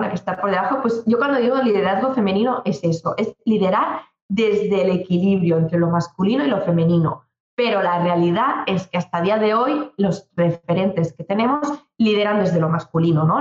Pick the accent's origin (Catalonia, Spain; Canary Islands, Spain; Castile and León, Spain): Catalonia, Spain; Maresme; yo soy del Maresma, una comarca cerquita de Barcelona, en, Cataluña